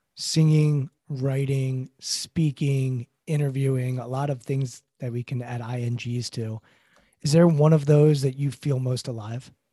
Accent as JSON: {"language": "English", "town": "Potomac", "region": "Maryland", "country": "United States", "tie": "born or raised there", "said": "I grew up in Potomac, Maryland, affluent suburbs"}